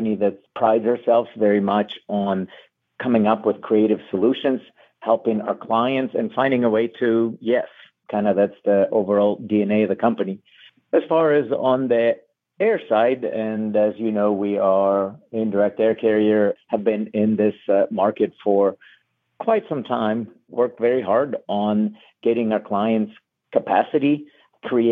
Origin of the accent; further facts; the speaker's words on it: Ukraine; moved away as an adult; now in Erie, United States; I'm originally from Ukraine. I was born and grew up there.